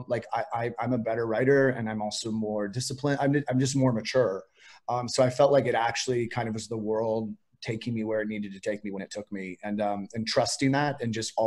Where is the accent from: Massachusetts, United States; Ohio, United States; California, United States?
California, United States; Piedmont; moved away; I was raised by my grandparents in Piedmont.